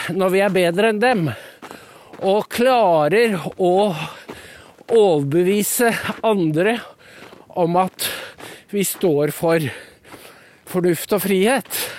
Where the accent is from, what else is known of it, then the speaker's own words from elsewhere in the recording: Norway; de husmødrene rundt om på Gala, der jeg er fra